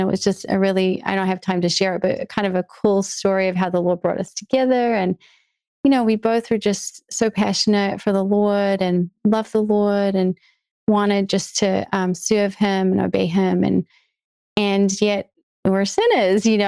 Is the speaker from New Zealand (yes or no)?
yes; New Zealand; now in United States; I was born and raised in New Zealand